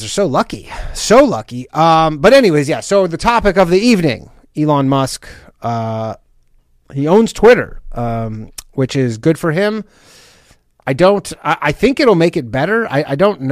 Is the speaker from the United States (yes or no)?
no; Canada; I'm Canadian